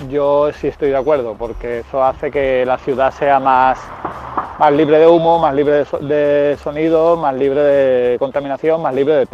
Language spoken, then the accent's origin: Spanish; Estepona, Andalusia, Spain; yo soy de Estepona